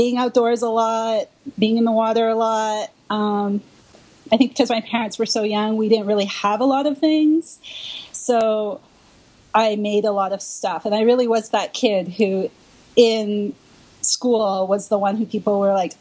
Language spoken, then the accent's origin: English; Canada; now in Brooklyn, New York, United States; I'm originally from Canada